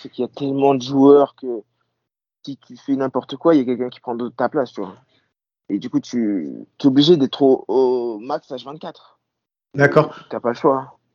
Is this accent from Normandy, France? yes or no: yes; Normandy, France; now in United States; je suis, toujours le petit français qui vient de Normandie